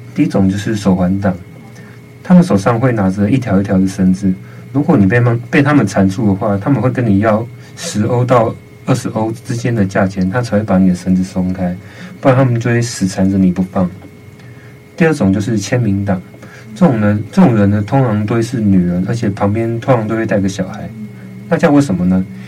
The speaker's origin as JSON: {"language": "Chinese", "country": "Taiwan", "said": "我们台湾"}